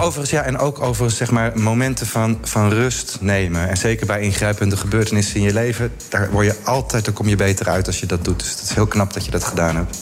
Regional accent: Hardinxveld-Giessendam, South Holland, Netherlands; Ik, ik woon in Hardings van ben ik ook eh, geboren en getogen

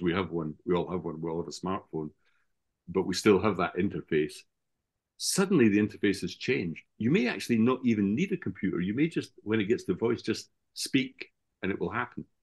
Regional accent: Scotland, United Kingdom; my hometown in Scotland

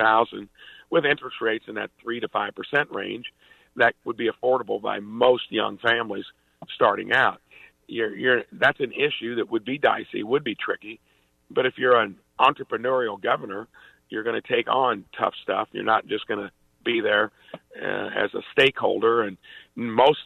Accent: Jasper, United States; in my hometown of Jasper, since we moved back to it, I think 44 years or so

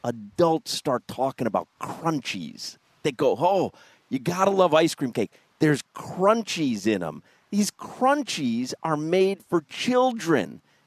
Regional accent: Chicago, Illinois, United States; Well, I do believe, now growing up in Chicago, pizza comes square cut.

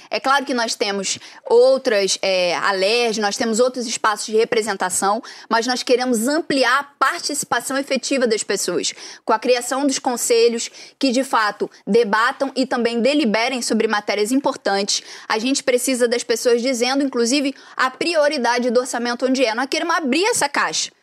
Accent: Duque de Caxias, Rio de Janeiro, Brazil; E eu sou de Saracuruna

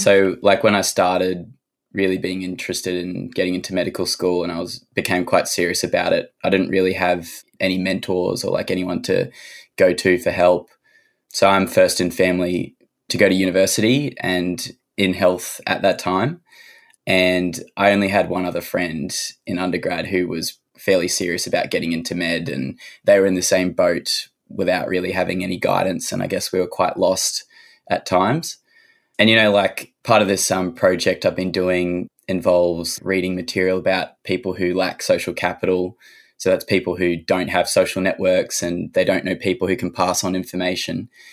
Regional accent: Cairns, Queensland, Australia; also born or lived in Sunshine Coast, Queensland / Sydney; now in Orange, Australia; I grew up in Cairns, so that's where my story starts.

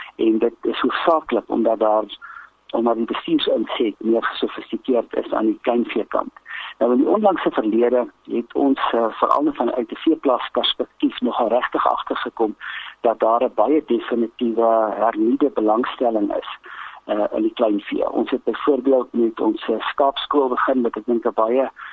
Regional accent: South Africa; as Suid-Afrikaners

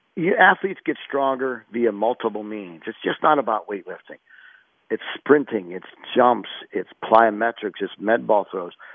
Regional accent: South Park High School, Pennsylvania, United States; moved away as an adult; also born or lived in Pittsburgh, Pennsylvania; now in Arizona, United States; I went to high school at South Park High School

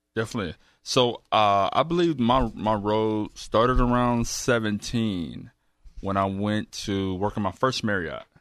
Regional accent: Houston, Texas, United States; I grew up right around the corner here in Navy, Southwest Houston.

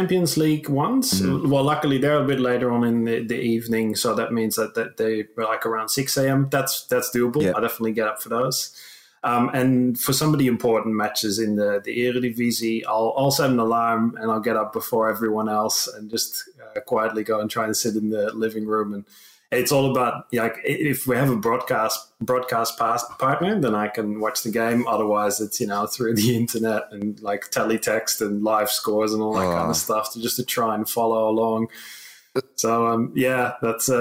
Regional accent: Netherlands; moved away as an adult; now in Hobart, Australia; I grew up in the Netherlands

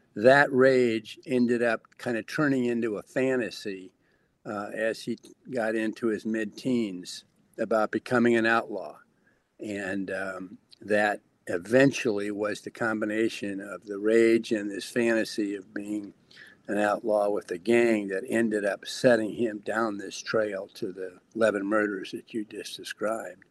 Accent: Lincoln, Nebraska, United States; I'm from Lincoln, Nebraska

